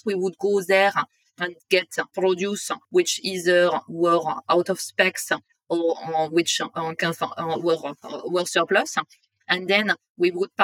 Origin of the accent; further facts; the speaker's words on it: north of France, France; English is a second language; moved away as an adult; now in London, United Kingdom; I'm originally from France and I grew up in the north of France